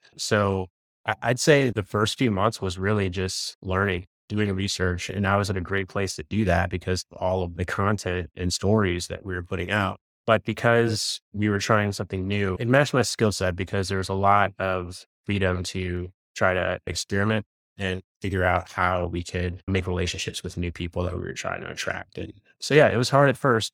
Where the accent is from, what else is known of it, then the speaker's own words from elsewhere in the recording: Virginia, United States; I grew up in Virginia